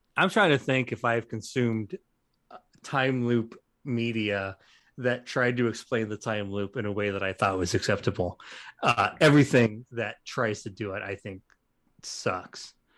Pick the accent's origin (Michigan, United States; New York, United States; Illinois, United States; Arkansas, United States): Illinois, United States; Western; I am from Western Illinois